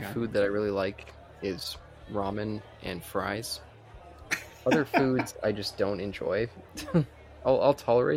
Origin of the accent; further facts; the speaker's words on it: Canada; as a Canadian